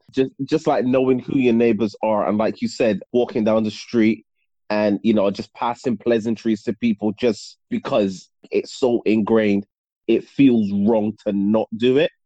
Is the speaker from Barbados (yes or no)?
yes; Barbados; moved away; also born or lived in United Kingdom; I moved there when I was six